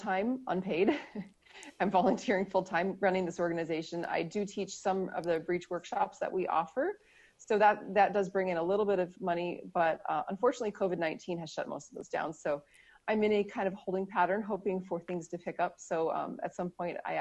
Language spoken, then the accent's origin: English; Minnesota, United States; I'm from Minnesota, which is one of the northernmost states in the continental U.S.